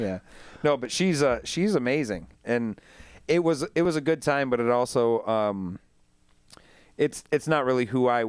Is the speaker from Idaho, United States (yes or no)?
no; Saginaw, Michigan, United States; now in Grand Rapids, United States; I came over from Saginaw, and it was for a job.